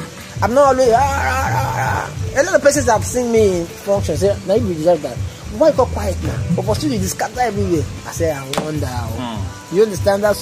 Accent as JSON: {"language": "English", "town": "Warri", "region": "Delta", "country": "Nigeria", "tie": "born or raised there", "said": "growing up in Warri, we have guys, Warriors who do the normal thing"}